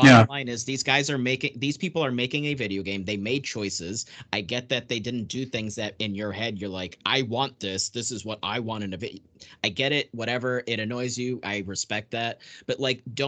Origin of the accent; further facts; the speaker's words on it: Portugal; moved away; I'm literally an immigrant. I was born in Portugal